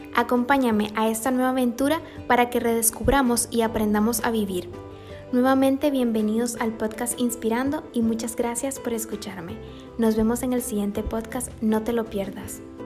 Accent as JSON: {"language": "Spanish", "country": "Nicaragua", "moved": "yes", "lives_now": "Panama", "said": "soy nicaragüense viviendo en Panamá"}